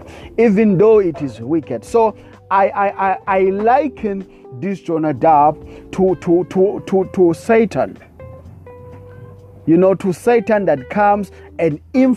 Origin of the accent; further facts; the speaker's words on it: South Africa; I come all the way from South Africa